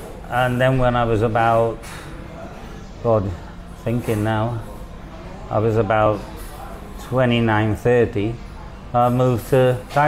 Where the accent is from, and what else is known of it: Wales, United Kingdom